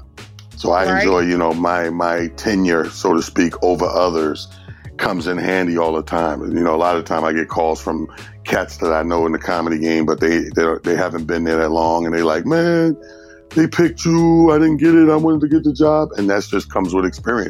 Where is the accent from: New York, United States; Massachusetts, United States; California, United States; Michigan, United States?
New York, United States; Mount Vernon; also born or lived in Atlanta, Georgia; I'm born and raised in a small town called Mount Vernon, New York